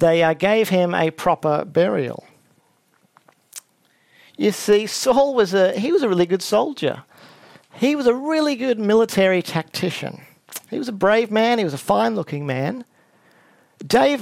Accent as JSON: {"language": "English", "town": "Brisbane", "region": "Queensland", "country": "Australia", "tie": "born or raised there", "said": "the other major campus in Brisbane, where I grew up"}